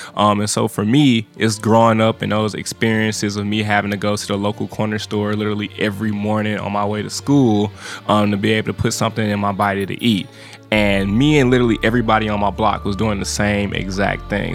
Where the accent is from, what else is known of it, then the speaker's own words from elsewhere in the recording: St. Louis, Missouri, United States; now in Nashville, United States; I'm from Saint Louis, Missouri